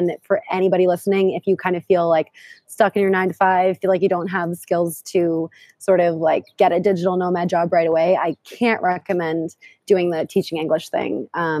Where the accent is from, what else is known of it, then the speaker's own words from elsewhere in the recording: Boston, Massachusetts, United States; moved away as an adult; also born or lived in New York City / Thailand / Lisbon, Portugal; I'm originally from Boston. I lived in New York City for several years after I graduated from university